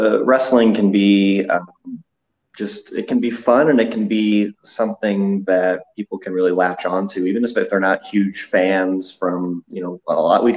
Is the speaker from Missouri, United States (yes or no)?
yes; St. Louis, Missouri, United States; I'm from St. Louis.